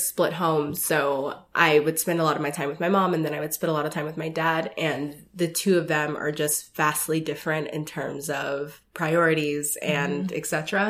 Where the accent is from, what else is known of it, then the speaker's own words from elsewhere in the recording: Denver, Colorado, United States; also born or lived in Seattle / Los Angeles; So I grew up in Denver, Colorado.